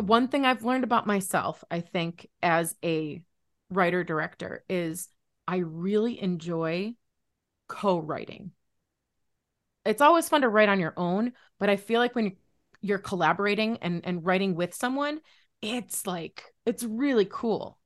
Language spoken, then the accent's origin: English; Buffalo, New York, United States; I'm from Buffalo